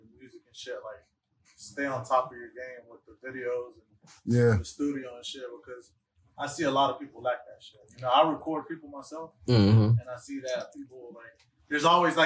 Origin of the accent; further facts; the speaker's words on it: Durham, North Carolina, United States; I'm from Bull City